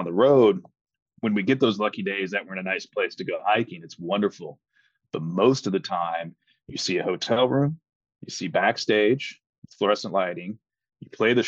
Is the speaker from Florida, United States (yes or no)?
yes; Panama City, Florida, United States; I grew up in Panama City, Florida, where we were stationed at Tyndall Air Force Base.